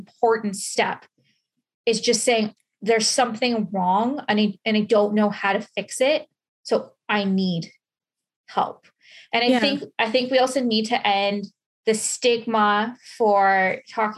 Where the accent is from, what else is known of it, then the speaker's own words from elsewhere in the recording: London, Ontario, Canada; I grew up in London. It's about an hour away from where I live now.